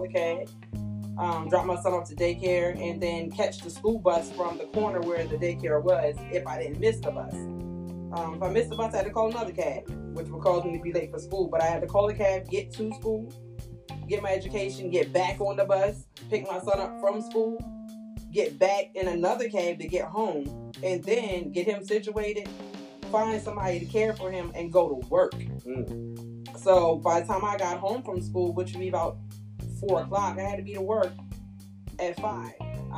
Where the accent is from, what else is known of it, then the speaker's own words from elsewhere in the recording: Long Island, New York, United States; now in Salisbury, United States; I'm from Salisbury, originally from Long Island, New York. My accent is gone